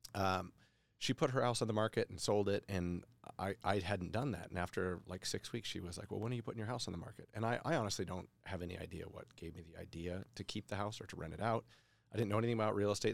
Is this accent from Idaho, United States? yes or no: yes; Boise, Idaho, United States; I'm a local guy. I grew up in Boise